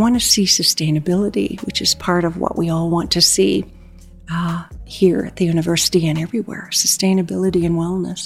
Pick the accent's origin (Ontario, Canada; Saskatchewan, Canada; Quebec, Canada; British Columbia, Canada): Saskatchewan, Canada; Treaty 6 territory near Prince Albert; now in Calgary, Canada; I'm originally from Treaty 6 territory near Prince Albert, and I have been in Alberta now for 49 years